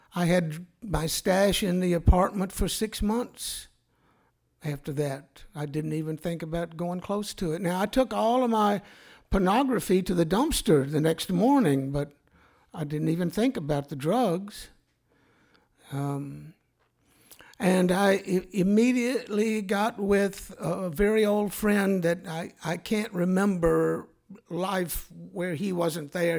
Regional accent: Mobile, Alabama, United States; I grew up in Mobile, Alabama during the nineteen fifties.

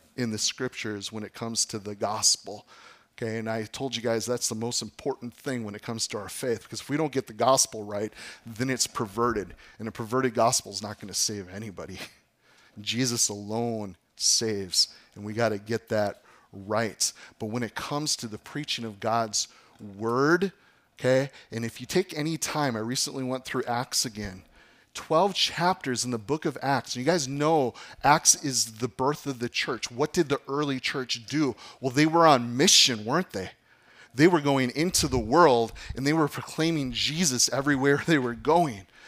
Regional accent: Appleton, Wisconsin, United States; I grew up in Appleton.

